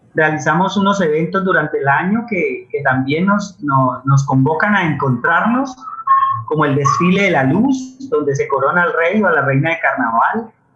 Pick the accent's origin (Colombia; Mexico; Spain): Colombia; Cali, Valle del Cauca; yo soy un niño de Siloé